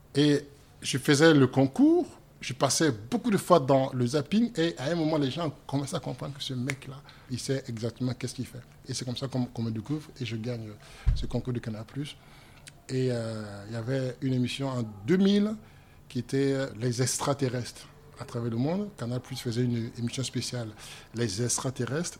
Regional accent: Yaou, Comoé, Côte d’Ivoire; moved away; je suis né euh, à Yaou exactement, et je suis abouré

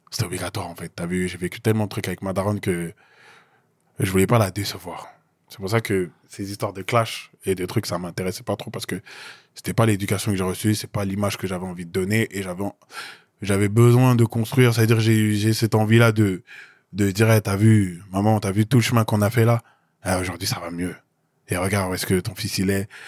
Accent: Côte d’Ivoire; Non, les gars, je suis Ivoirien.

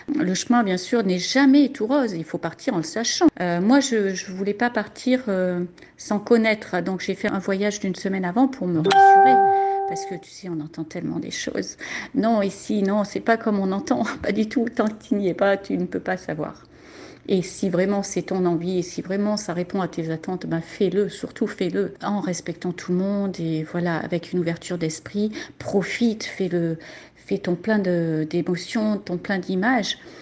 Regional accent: France; moved away as an adult; on est parti de la France

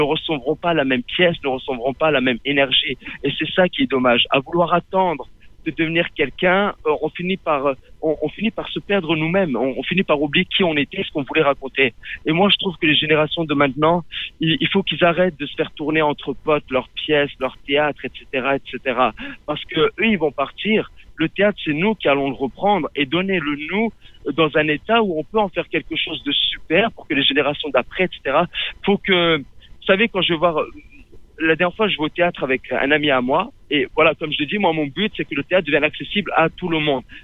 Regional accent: Menton, Provence-Alpes-Côte d'Azur, France; je viens du sud, je viens de Menton.

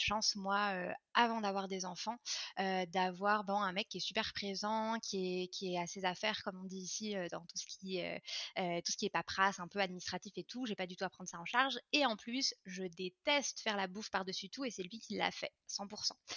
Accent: France; moved away as an adult; now in Montreal, Canada; je suis française d'origine mais je vis à Montréal depuis 9 ans

